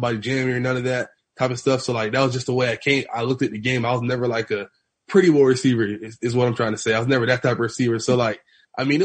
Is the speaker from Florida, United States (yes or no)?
yes; Broward County, Florida, United States; growing up in Broward